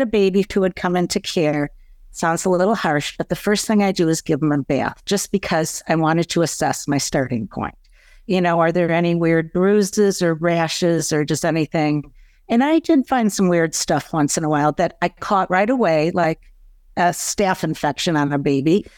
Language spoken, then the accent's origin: English; East Lansing, Michigan, United States; moved away as an adult; also born or lived in Ann Arbor, Michigan; now in Chicago, United States; I was born in East Lansing, Michigan in nineteen sixty